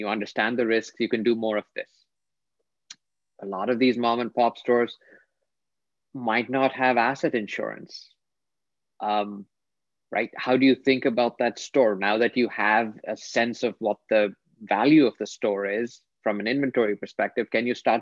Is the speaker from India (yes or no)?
yes; India; I grew up in India